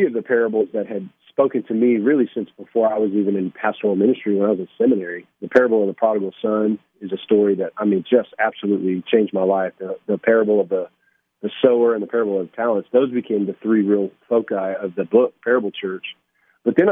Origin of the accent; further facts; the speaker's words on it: Johnson City, Tennessee, United States; now in Clarksville, United States; I actually grew up in Johnson City, Tennessee, so great to be on the air following somebody from my hometown